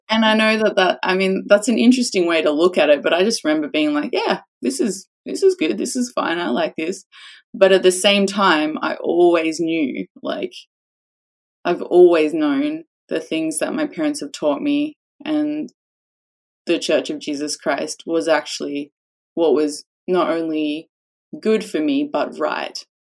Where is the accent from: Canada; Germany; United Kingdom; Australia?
Australia; a little bit of a sarcastic Australian